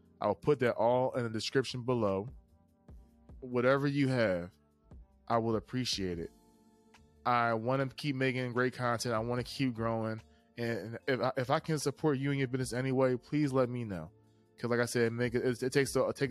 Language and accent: English; East Coast, United States; I'm a kid from the East Coast